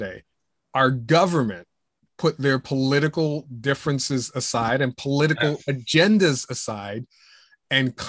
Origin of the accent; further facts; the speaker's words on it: Pittsburgh, Pennsylvania, United States; moved away; also born or lived in Virginia; your hometown like Pittsburgh